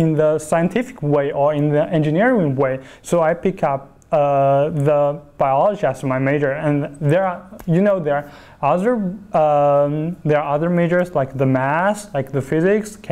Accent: Chongqing, China; moved away as an adult; also born or lived in Hunan; now in Beijing, China; I was born in Chongqing, southwestern part of China, and I'm very proud to be a Chongqinger

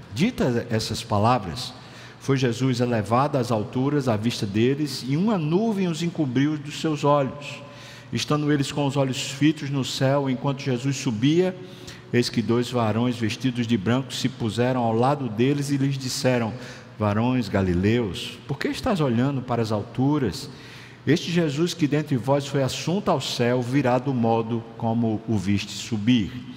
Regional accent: Brazil

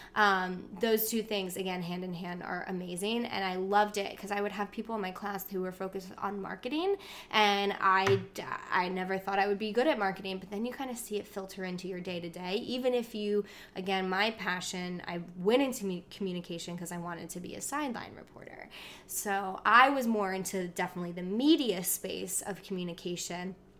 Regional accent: New Jersey, United States; we lived, we grew up in South Jersey

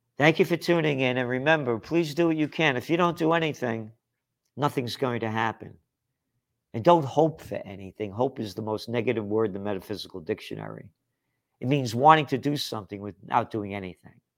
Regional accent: United States; I am an American

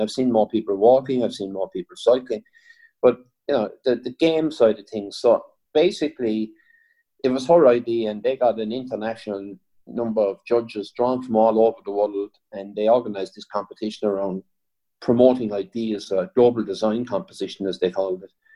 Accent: Waterford, Munster, Ireland; I suppose I'm from Waterford

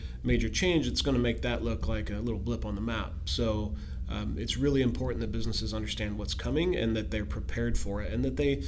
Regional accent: Pacific Northwest, United States; I grew up here in the Pacific Northwest

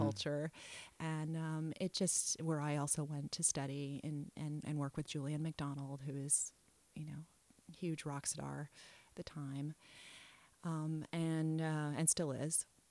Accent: New York City, New York, United States; also born or lived in Italy / France; growing up in New York helped me with this worldly outlook

